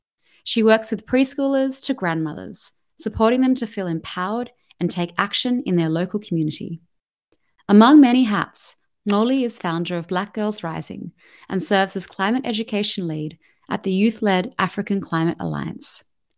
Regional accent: Australia; accent: Aussie; you've just got my Aussie accent today.

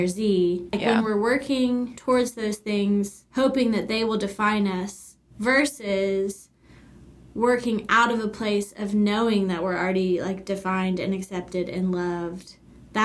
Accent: Virginia, United States; moved away as an adult; now in Atlanta, United States; I grew up in Virginia and went to school, like, at JMU, which is in a small town in Virginia

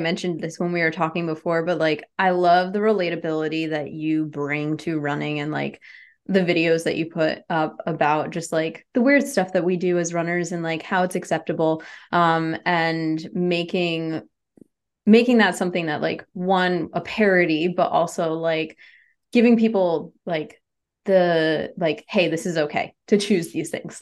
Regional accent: New England, United States; I'm from New England

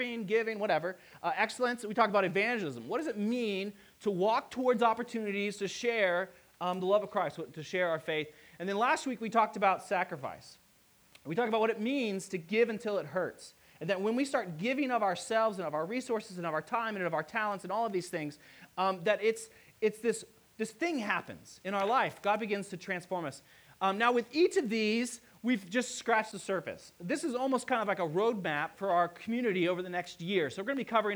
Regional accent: Hicksville, Ohio, United States; I grew up in a small town. It's literally called Hicksville.

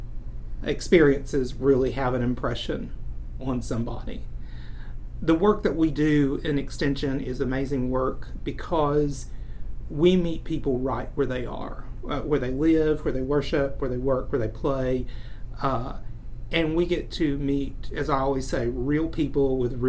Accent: Meigs County, Tennessee, United States; I grew up in Meigs County, which was about an hour and a half south of Knoxville

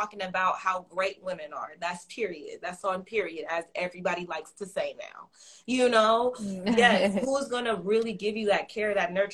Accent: Los Angeles, California, United States; I'm from Los Angeles. I'm on the West Coast

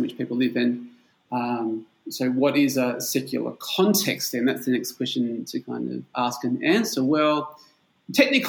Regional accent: Perth, Western Australia, Australia; moved away as an adult; now in Bulgaria; I'm from Perth in Australia. That's on the West Coast

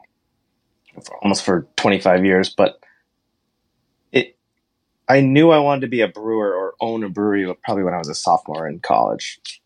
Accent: Hanover, New Hampshire, United States; moved away; also born or lived in Montclair, New Jersey; I grew up in Hanover, New Hampshire

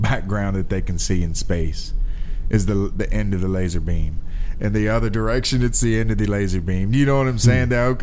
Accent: Alabama, United States; moved away; I'm from Alabama.

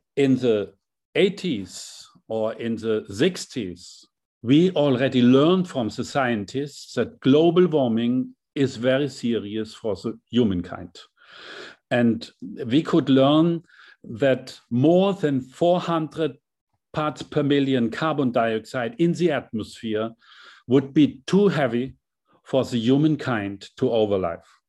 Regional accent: Hammelburg, Bavaria, Germany; my small hometown, seven thousand inhabitants in Hammelburg, a very small town

